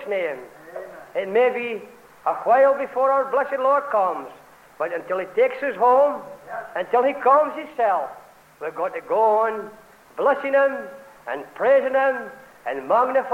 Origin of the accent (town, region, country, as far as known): Scotland, United Kingdom